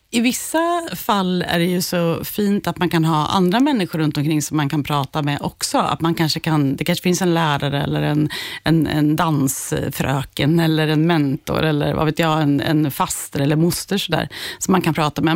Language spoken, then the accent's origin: Swedish; Skärblacka, Östergötland, Sweden; jag är uppvuxen i Skärblacka